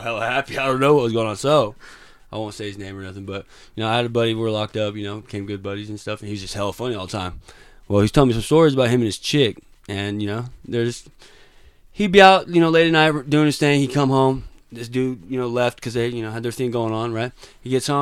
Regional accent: Las Vegas, Nevada, United States; I'm 26. I'm from Las Vegas.

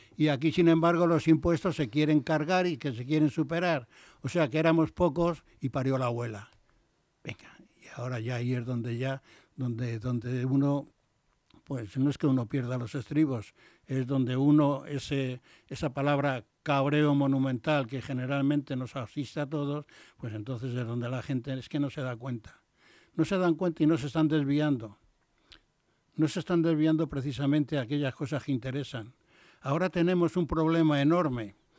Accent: Castile / Madrid, Community of Madrid, Spain

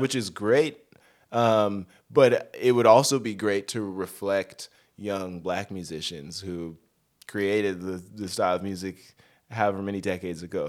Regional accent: Denver, Colorado, United States; moved away as an adult; also born or lived in Northern California; now in Los Angeles, United States; I grew up in Denver.

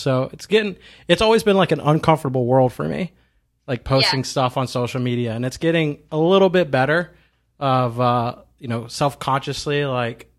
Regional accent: Deep South, United States; I grew up in the Deep South

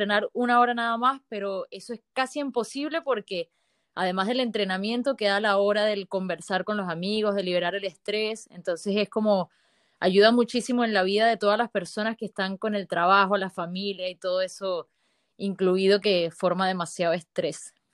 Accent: Venezuela; also born or lived in Lechería, Venezuela; now in La Serena, Chile; Nosotros somos venezolanos, eh, vivíamos en Lechería y ahora tenemos un año y medio viviendo acá en La Serena, en Chile

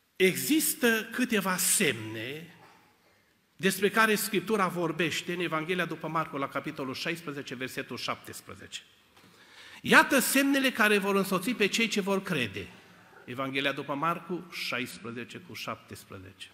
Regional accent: Cluj-Napoca, Cluj County, Romania; Noi eram trei tineri de la Cluj

